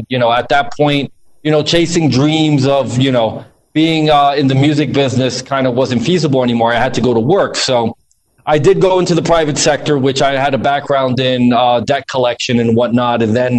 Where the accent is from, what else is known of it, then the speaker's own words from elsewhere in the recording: New Jersey, United States; accent: New Jersey, Northeastern, similar to a New York accent; and that's where my mother resides now. I was actually born in New Jersey, though. Oh, really? Well, this accent that you hear is a New Jersey, a Northeastern, similar to a New York accent.